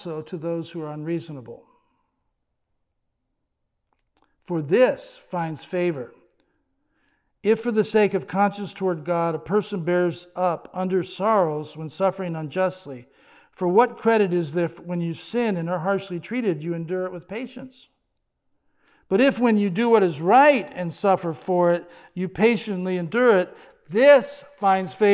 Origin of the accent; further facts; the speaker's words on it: United States; he made me an American